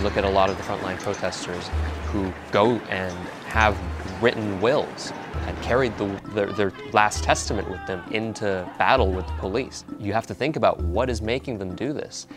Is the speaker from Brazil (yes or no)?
no; Hong Kong; moved away as an adult; now in United States; Hong Kong is home for me. I was born and raised in Hong Kong.